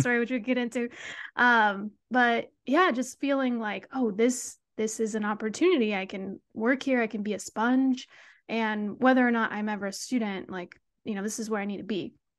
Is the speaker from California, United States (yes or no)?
yes; Sacramento, California, United States; moved away as an adult; also born or lived in Berkeley, California; now in San Diego, United States; I'm from the Sacramento area, um, grew up a Kings fan